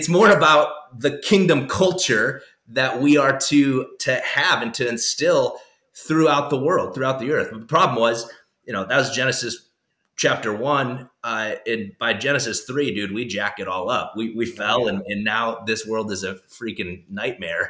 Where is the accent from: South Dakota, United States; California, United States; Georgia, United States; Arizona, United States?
South Dakota, United States; I grew up in South Dakota